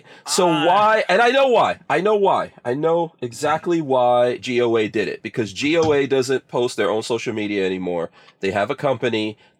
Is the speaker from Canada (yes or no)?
no; Guyana; born there; also born or lived in England; So first of all, I was born in Guyana, and that was a British colony.